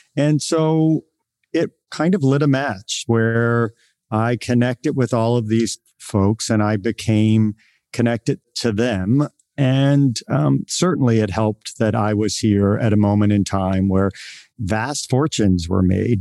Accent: Virginia, United States; moved away as an adult; also born or lived in Boston; now in San Francisco, United States; I grew up in a small town in Virginia, in rural Virginia

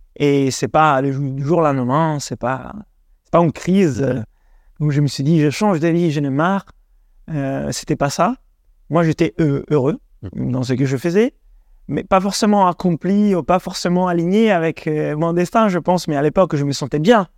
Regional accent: Italy; French is a second language; also born or lived in Denmark / England; now in France; d'origine italienne, 100% italien en réalité. J'ai grandi en Italie

